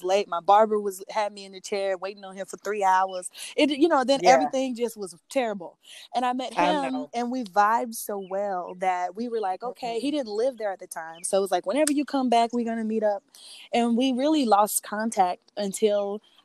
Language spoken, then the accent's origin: English; Alton, Illinois, United States; I'm from Alton, Illinois